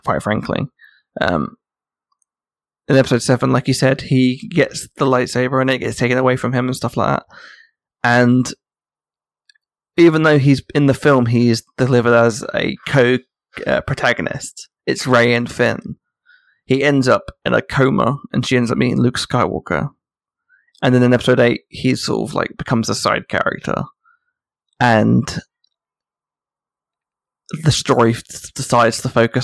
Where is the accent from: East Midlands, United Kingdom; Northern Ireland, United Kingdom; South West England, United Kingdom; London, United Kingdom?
London, United Kingdom; I grew up in Hackney in Islington.